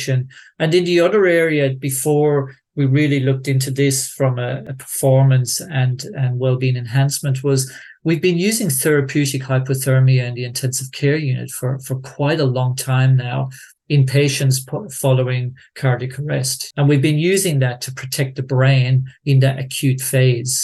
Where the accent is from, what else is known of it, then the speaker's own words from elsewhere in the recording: Tipperary, Munster, Ireland; moved away; growing up in Tipperary